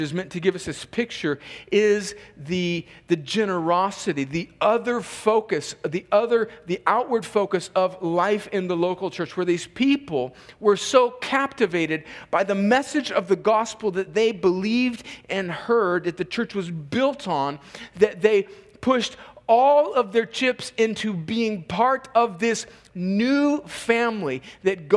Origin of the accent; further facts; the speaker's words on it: United States; I'm an American because I was born in America. Barely. But I was born like 1 mile north of the fence